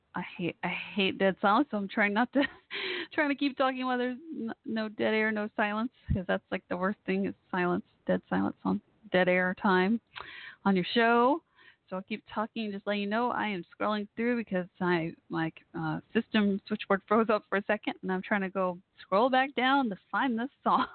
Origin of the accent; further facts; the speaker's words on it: Texas, United States; I'm from Texas.